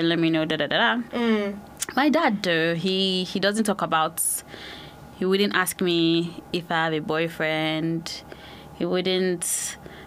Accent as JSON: {"language": "English", "country": "Nigeria", "tie": "born or raised there", "moved": "yes", "lives_now": "United Kingdom", "said": "I grew up in Nigeria"}